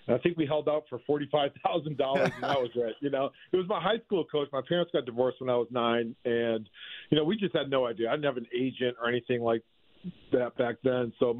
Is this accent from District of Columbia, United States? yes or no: no; Massachusetts, United States; moved away; also born or lived in Suwanee, Georgia; I grew up in Massachusetts, so we couldn't play baseball year-round